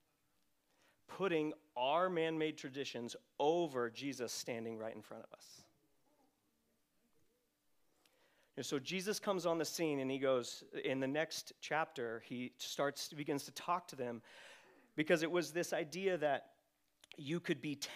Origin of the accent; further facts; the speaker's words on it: Redding, California, United States; I grew up in Reading at Bethel